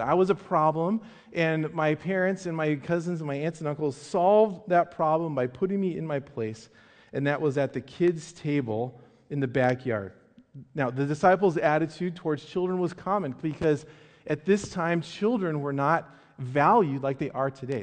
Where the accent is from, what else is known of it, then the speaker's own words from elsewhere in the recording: Medford, Oregon, United States; I grew up in Medford, Southern Oregon.